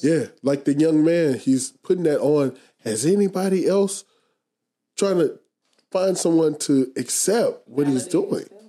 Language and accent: English; United States; we have to really evaluate ourselves as an American society